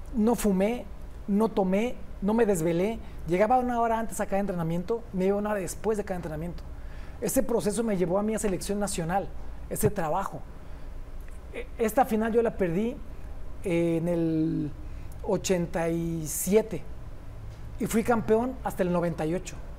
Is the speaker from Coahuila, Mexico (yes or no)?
no; Uruapan, Michoacán, Mexico; moved away; also born or lived in Mexico City; yo prefiero regresarme a mi pueblo